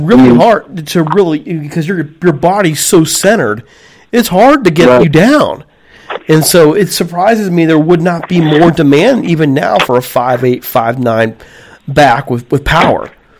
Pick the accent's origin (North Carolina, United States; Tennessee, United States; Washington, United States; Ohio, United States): Ohio, United States; Youngstown; I'm from Youngstown, Ohio. I'm actually... I'm recording from Youngstown. I'm a transplanted Rams guy. So I'm recording right now from Youngstown, Ohio.